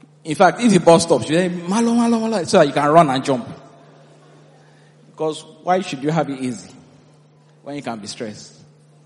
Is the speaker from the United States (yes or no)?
no; Nigeria; moved away as an adult; I'm a Nigerian